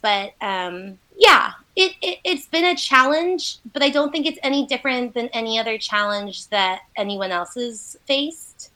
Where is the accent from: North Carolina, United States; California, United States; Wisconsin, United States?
North Carolina, United States; Asheville; also born or lived in China; I was all pretty much born and raised here in Asheville